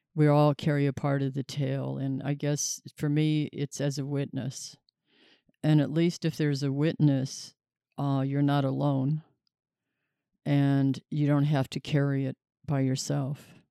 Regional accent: Tulsa, Oklahoma, United States; moved away; also born or lived in New Mexico; the Saint John's Hospital where I was born here in Tulsa

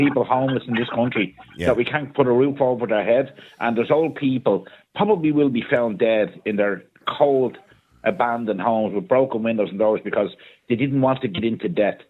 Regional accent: Ballyferma, Ireland; I grew up in Ballyferma in a working class house where there was no central heating and we had the coal fire on.

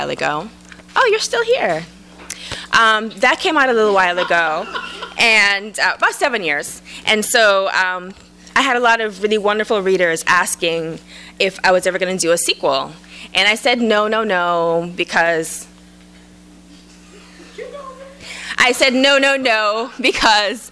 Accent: Jamaica; now in United States; I was transplanted from Jamaica to the States, I could be a lesbian from Jamaica

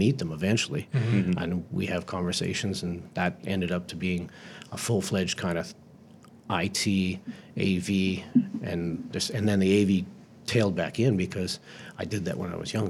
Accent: Bahamas; now in Florida, United States; I was headed back to Florida that's where I lived, essentially, while I was traveling around because I came from the Bahamas across there, and that's where all my friends were.

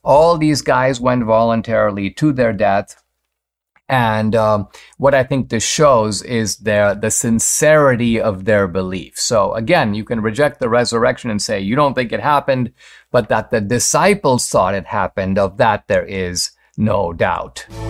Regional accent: Mumbai, Maharashtra, India; moved away; I grew up in Bombay, uh, now called Mumbai

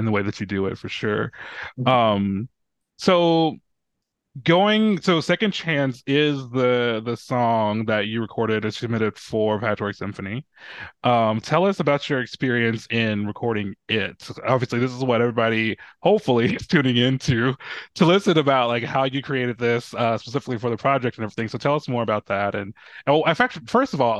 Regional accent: the South, United States; as a Southerner

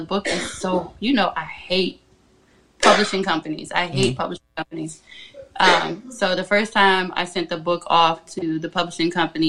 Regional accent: Virginia, United States; It is the country. I am south of Richmond.

